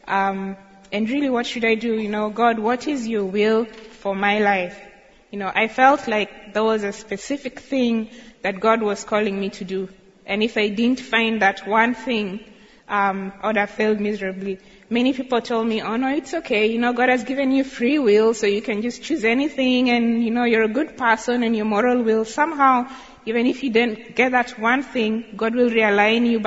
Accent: Kericho, Kericho County, Kenya; I grew up in Kericho, which is Tea Country, about 1 hour drive from Tenwick

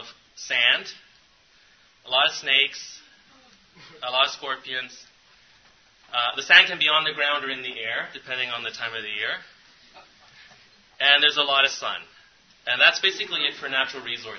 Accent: Canada; I'm from Canada, so all of our cities are along the border with the United States

